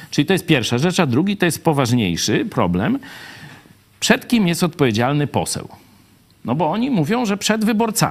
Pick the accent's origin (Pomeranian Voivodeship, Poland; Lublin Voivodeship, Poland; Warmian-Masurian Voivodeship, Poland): Lublin Voivodeship, Poland; Lublin; ja z Lublina